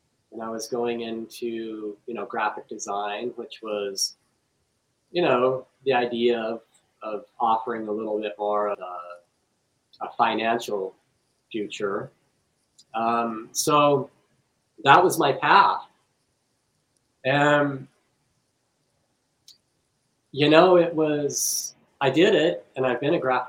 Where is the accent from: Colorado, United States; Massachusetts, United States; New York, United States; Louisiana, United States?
Colorado, United States; Western; I grew up in Western Colorado, very conservative.